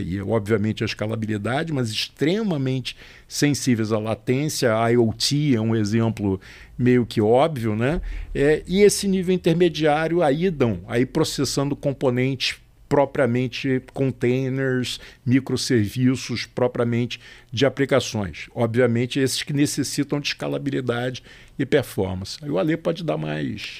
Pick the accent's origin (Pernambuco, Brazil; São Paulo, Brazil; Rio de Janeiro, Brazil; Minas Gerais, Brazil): Rio de Janeiro, Brazil; sou carioca.